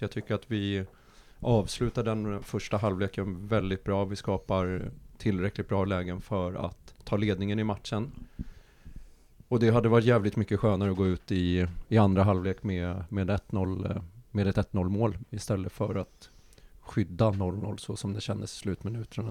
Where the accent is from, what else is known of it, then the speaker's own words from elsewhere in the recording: Nacka, Stockholm County, Sweden; jag är uppvuxen i, i Nacka